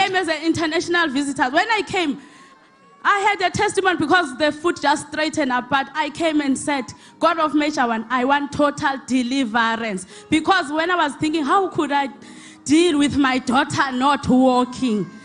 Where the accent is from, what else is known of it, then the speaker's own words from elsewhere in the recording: Eastern Cape, South Africa; now in Johannesburg, South Africa; I'm from Eastern Cape, but I stay here in Johannesburg.